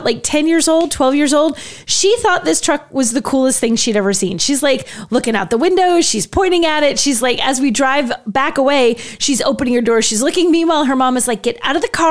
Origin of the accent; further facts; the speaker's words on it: New England, United States; We're from New England.